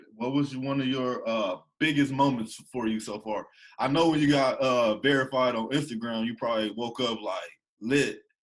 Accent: Ohio, United States; I'm from Ohio

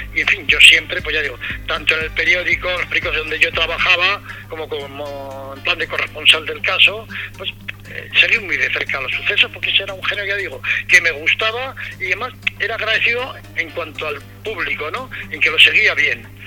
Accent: Navarre, Spain; moved away; also born or lived in Melilla / Madrid; me llamaron para que trabajara en el periódico de mi tierra, periódico de Navarra

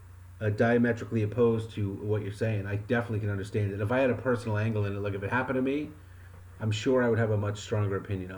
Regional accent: Wyoming, United States; Yeah, I mean, I'm from Wyoming. I'm from Wyoming, and we used to just fucking smash beer bottles over their heads

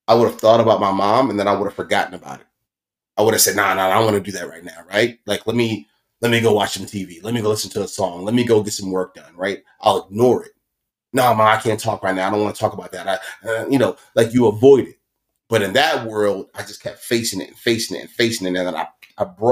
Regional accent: Baltimore, Maryland, United States; We come from West Baltimore, like hood shit

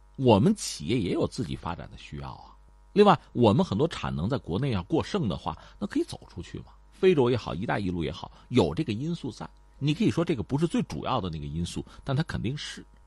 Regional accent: China; 咱们是中国人

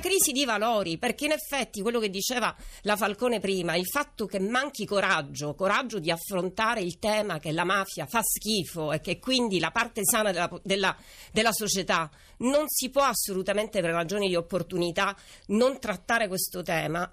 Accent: Sicily, Italy; da siciliani

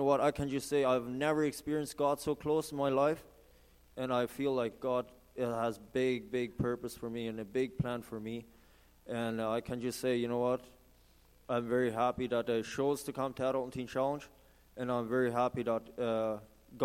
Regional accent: Santa Cruz de la Sierra, Santa Cruz, Bolivia; moved away as an adult; now in Canada; I've been growing up in South America, Santa Cruz, Bolivia. So I'm from Bolivia, actually

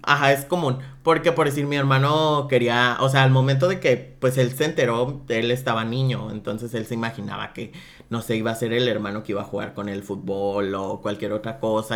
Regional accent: Guadalajara, Jalisco, Mexico; now in Tijuana, Mexico; yo soy de Guadalajara

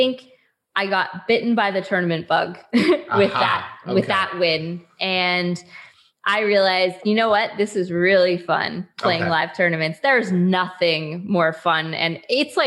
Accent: Canada; I'm Canadian

